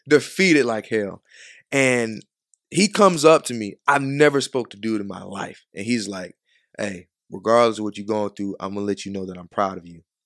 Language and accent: English; Chicago, Illinois, United States; moved away; also born or lived in Georgia; I was raised in Chicago